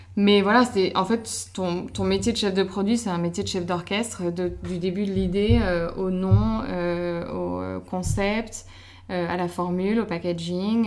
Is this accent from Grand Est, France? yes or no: no; Paris, Île-de-France, France; je suis belge, en soi je suis née à Paris, mais je suis belge euh, et j'ai toujours vécu à Paris